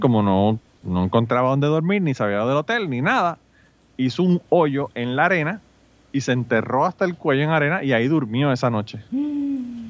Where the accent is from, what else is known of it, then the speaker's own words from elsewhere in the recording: Puerto Rico; yo soy de Puerto Rico.